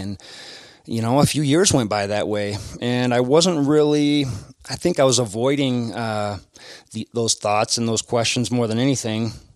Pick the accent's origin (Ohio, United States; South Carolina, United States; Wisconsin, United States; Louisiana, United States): Wisconsin, United States; accent: Midwest; moved away; my Midwest accent.